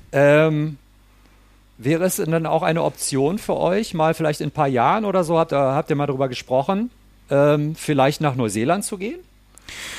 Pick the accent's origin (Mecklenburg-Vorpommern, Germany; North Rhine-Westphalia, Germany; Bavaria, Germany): North Rhine-Westphalia, Germany; Ruhr area; ich komme ich komm ja selber aus dem Ruhrpott, aus dem Ruhrgebiet in Deutschland